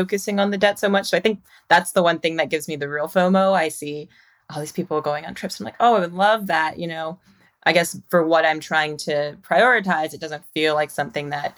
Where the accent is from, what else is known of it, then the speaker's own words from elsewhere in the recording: Mississippi, United States; moved away as an adult; now in Brooklyn, United States; I moved from Mississippi like directly after college to New York